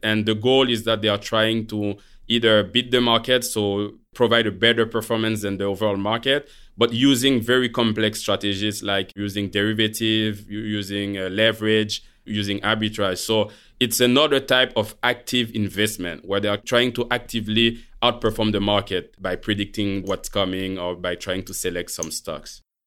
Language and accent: English; Haiti; moved away; also born or lived in Montreal, Canada; I was born in Montreal from Haitian parents. So when I was four, my parents, they chose to leave Canada to go back to Haiti